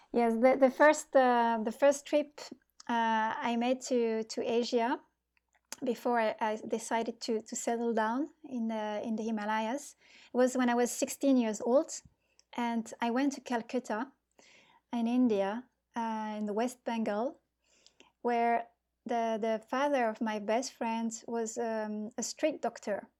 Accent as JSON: {"language": "English", "area": "near Bordeaux", "region": "Nouvelle-Aquitaine", "country": "France", "tie": "born or raised there", "moved": "yes", "said": "I'm from southwest of France. It's near Bordeaux."}